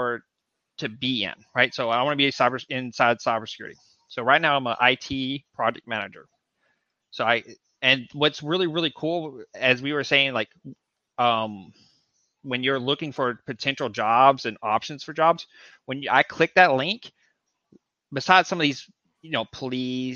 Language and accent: English; Texas, United States; moved away; I'm from Texas.